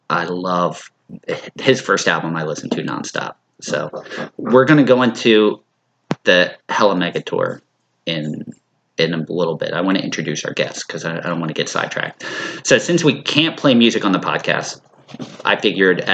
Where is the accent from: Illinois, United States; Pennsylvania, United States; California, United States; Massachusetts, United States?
Pennsylvania, United States; Philadelphia suburbs; Growing up in the Philly suburbs and living here my whole life